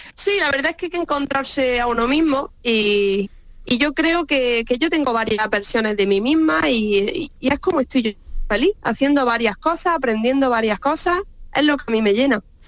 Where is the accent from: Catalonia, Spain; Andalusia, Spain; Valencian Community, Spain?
Andalusia, Spain; Baza; moved away as an adult; now in London, United Kingdom; las migas de mi tierra